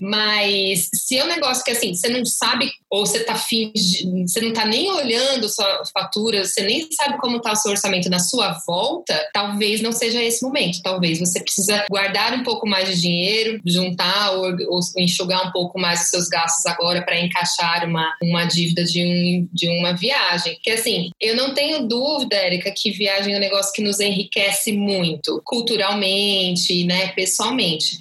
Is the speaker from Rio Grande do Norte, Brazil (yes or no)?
no; São Paulo, Brazil; eu sou de São Paulo